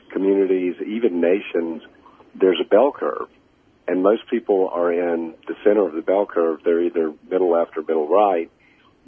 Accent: Augusta, Georgia, United States; also born or lived in Montreal, Canada; I was born in Montreal and moved to Augusta when I was 4 years old, a painfully shy kid with a thick Canadian accent, dropped off at the middle of the deep south

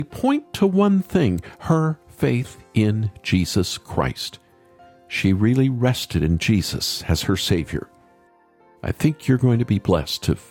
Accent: United States; accent: American; as you can tell from my American accent, I am not British

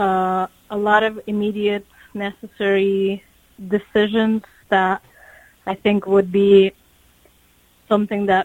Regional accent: Ukraine; I've been all my life. Yeah. I was born here. So it's my hometown.

